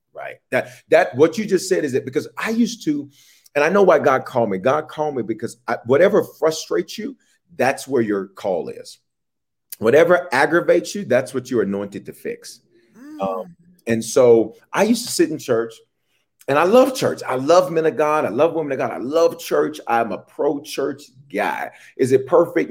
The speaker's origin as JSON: {"language": "English", "town": "Memphis", "region": "Tennessee", "country": "United States", "tie": "born or raised there", "also_born_or_lived": "Denver, Colorado", "moved": "yes", "lives_now": "Atlanta, United States", "said": "I was born in Denver, raised in Memphis, reared in Memphis, and then returned"}